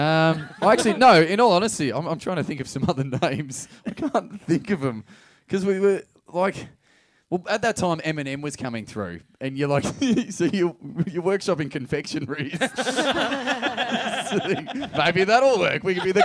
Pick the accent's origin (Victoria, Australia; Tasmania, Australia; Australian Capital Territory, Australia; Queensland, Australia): Victoria, Australia; Geelong; Oh, mate, I was fucking from Geelong.